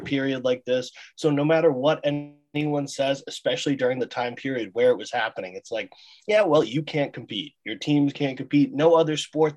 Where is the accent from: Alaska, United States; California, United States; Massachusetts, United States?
Massachusetts, United States; Hingham; I'm from Hingham, actually, so a spit down the road from you